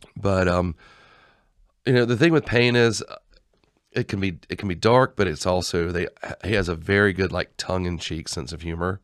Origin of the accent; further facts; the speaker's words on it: Georgia, United States; we're from Georgia.